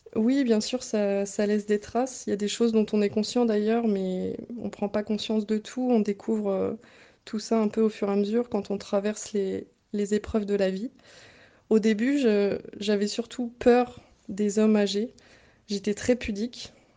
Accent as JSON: {"language": "French", "town": "Bretoncelles", "region": "Centre-Val de Loire", "country": "France", "tie": "born or raised there", "also_born_or_lived": "Nogent-le-Rotrou", "said": "je suis née à Nogent et j'ai grandi à Bretoncelle jusqu'à mon entrée au lycée où j'ai déménagé euh, à Nogent-le-Rotrou"}